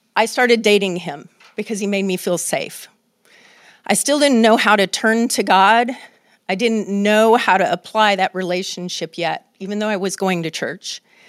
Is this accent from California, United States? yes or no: yes; Oakland, California, United States; living in the United States of America and growing up in Oakland